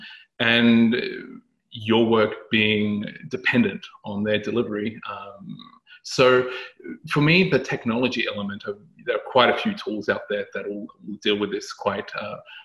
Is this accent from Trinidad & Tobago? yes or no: no; Australia; moved away as an adult; now in London, United Kingdom; I come from Australia, where I worked for public and private sector organizations around policy, risk and compliance. And I've come to London